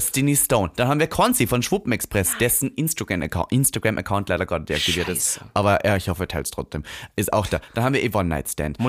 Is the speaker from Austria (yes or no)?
yes; Leonding, Upper Austria, Austria; moved away; ich komme ja vom Dorf aus Linz